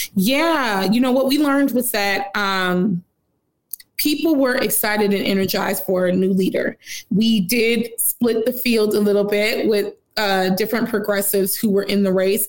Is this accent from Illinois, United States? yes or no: yes; Chicago, Illinois, United States; I'm from Austin